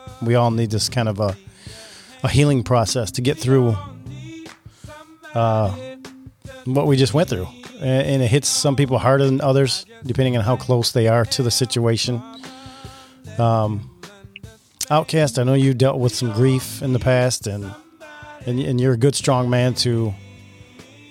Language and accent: English; Lake Orion, Michigan, United States; My hometown is Lake Orion, is right next to Oxford